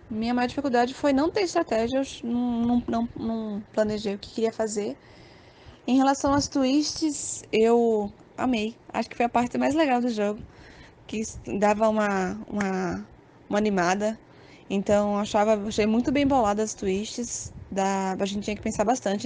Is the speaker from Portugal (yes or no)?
no; Aracaju, Sergipe, Brazil; sou de Aracaju